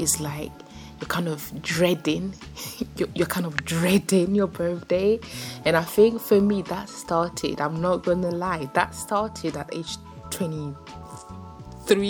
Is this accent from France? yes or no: yes; France; growing up in France, like in one of the, it wasn't the poor neighborhood